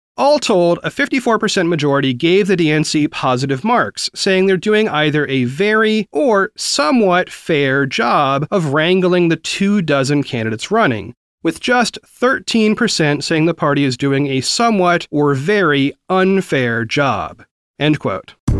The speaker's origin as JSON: {"language": "English", "region": "the South", "country": "United States", "tie": "born or raised there", "said": "I grew up primarily in the South"}